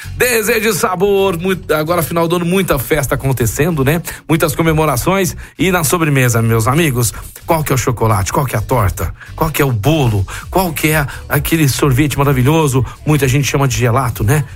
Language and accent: Portuguese; Campinas, São Paulo, Brazil; moved away as an adult; now in Franca, Brazil; Sou de Campinas, natural de lá